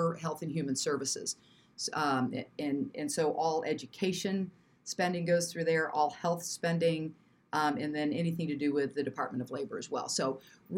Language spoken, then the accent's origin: English; Springfield, Illinois, United States; moved away as an adult; now in Quad Cities, United States; I grew up in Springfield in the state capital